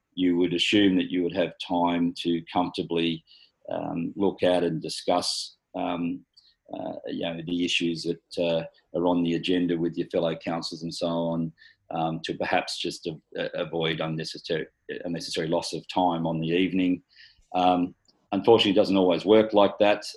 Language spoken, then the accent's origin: English; Galston, New South Wales, Australia; also born or lived in Hornsby; I was born in Hornsby Hospital. I was schooled in Galston Primary, Galston High